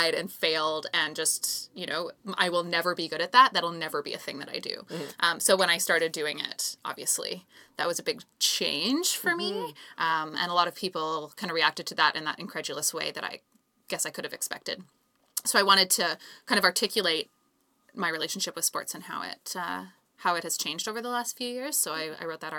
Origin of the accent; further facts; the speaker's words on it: Calgary, Alberta, Canada; I grew up in Calgary